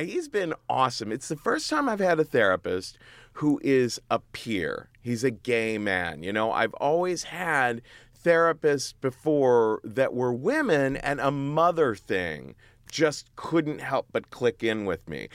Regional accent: Cincinnati, Ohio, United States; moved away as an adult; now in New York, United States; I grew up in Cincinnati, Ohio

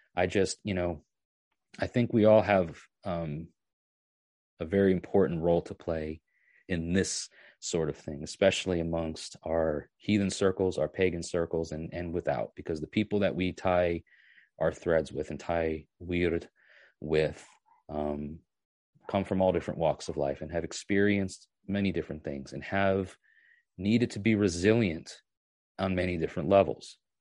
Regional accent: New York, United States; moved away as an adult; now in Tennessee, United States; I used to work on a farm three, four, three or four days a week, um, when I was about ten or eleven years old, all the way up until I was like twenty-one or so when I moved from New York to, to, to Tennessee

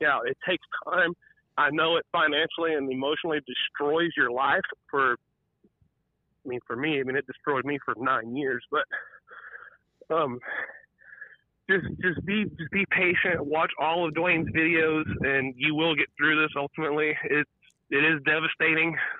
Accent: Texas, United States; I'm from Texas

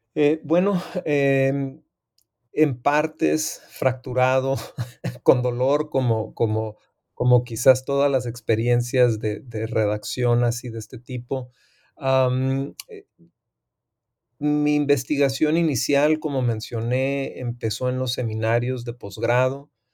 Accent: Tijuana, Baja California, Mexico; also born or lived in United States / San Diego; soy fronterizo del área de Tijuana, San Diego. Eh, aunque nací en Estados Unidos, soy originario y me considero como ciudadano de la ciudad de Tijuana.

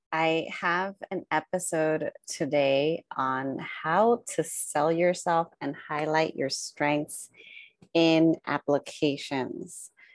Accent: United States; born and raised in the United States

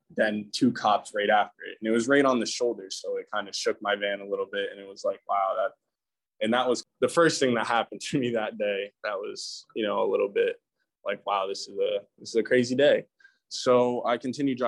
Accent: New York, United States; I'm from New York

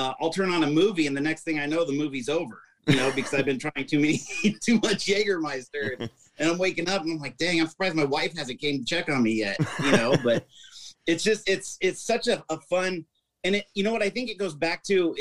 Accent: Des Moines, Iowa, United States; I was born in Des Moines, Iowa, and we lived in a small town in Iowa of maybe 200 people.

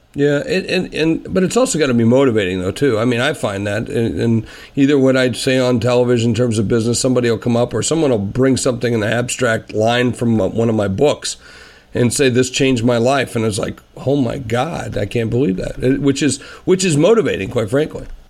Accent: South Dakota, United States; I'm from South Dakota

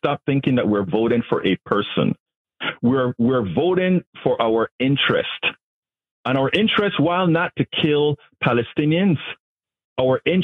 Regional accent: Panama; now in United States; I'm from Panama

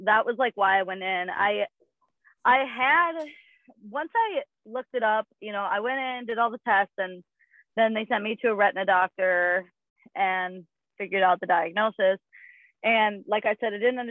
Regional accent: Minneapolis, Minnesota, United States; I am from Minneapolis, Minnesota. Grew up with 10 siblings.

